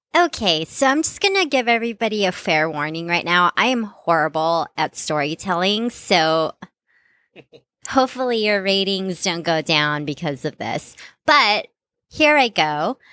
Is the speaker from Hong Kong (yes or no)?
no; Philippines; moved away; growing up in the Philippines